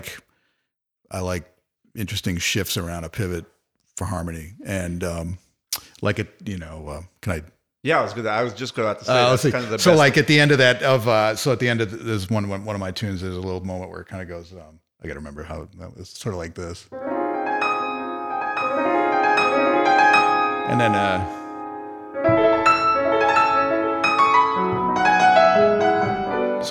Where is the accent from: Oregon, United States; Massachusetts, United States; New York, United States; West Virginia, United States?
Massachusetts, United States; also born or lived in New Haven, Connecticut; now in San Diego, United States; I'm from Massachusetts, and I have this sort of Irish kind of appearance.